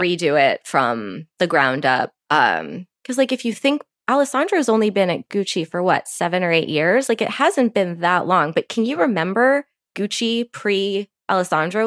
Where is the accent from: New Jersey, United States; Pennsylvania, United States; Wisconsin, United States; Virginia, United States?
Virginia, United States; Virginia Beach; Growing up in Virginia Beach